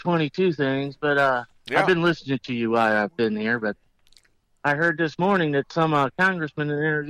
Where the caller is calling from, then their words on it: St. Louis, Missouri, United States; from St. Louis.